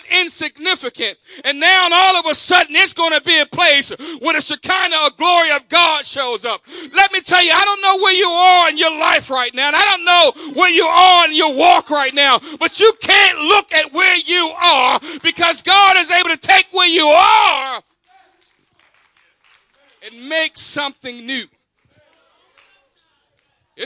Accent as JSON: {"language": "English", "town": "Baltimore", "region": "Maryland", "country": "United States", "tie": "born or raised there", "also_born_or_lived": "the South (US) / Middle River, Maryland / Harford County, Maryland", "said": "I was raised in Baltimore"}